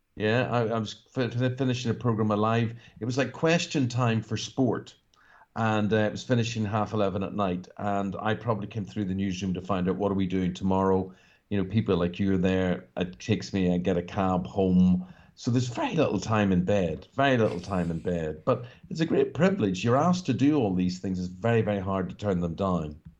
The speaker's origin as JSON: {"language": "English", "region": "Northern Ireland", "country": "United Kingdom", "tie": "born or raised there", "said": "growing up in Northern Ireland"}